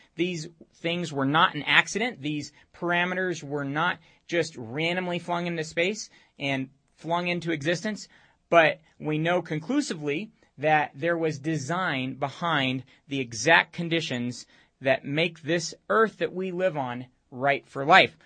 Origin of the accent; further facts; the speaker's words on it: Romania; moved away; I grew up in Romania all my teenage years